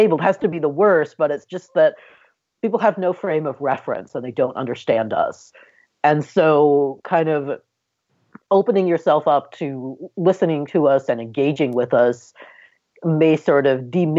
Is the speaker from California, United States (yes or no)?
yes; California, United States; my home state of California